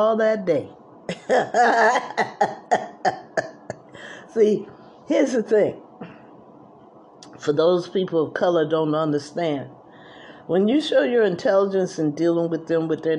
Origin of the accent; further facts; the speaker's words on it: New Jersey, United States; also born or lived in Atlanta, Georgia; I was from New Jersey